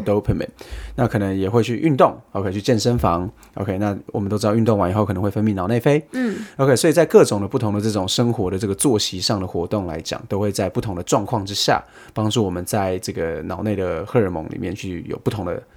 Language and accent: Chinese; Taiwan; moved away; 讲的中文跟我们台湾人比较像一点的